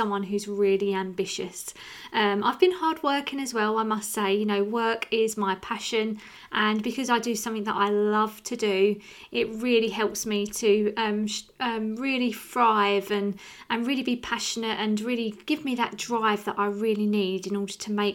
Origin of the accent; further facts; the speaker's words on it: Rochester, South East England, United Kingdom; you can probably tell by my accent, I'm from an area called Rochester